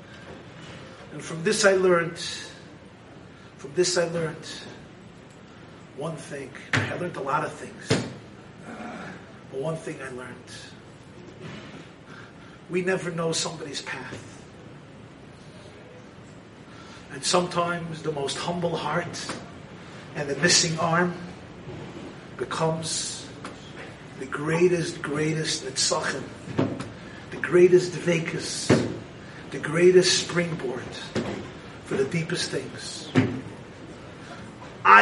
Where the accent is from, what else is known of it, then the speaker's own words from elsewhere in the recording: New York City, New York, United States; I grew up in Crown Heights